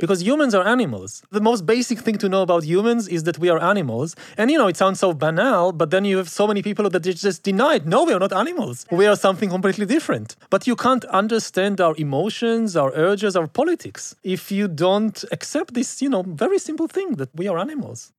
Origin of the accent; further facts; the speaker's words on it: Israel; I grew up again in Israel